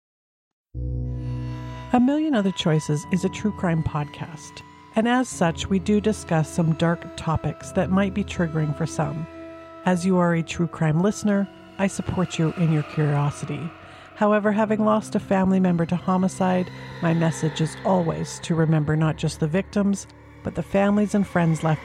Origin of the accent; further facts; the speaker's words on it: Canada; as a Canadian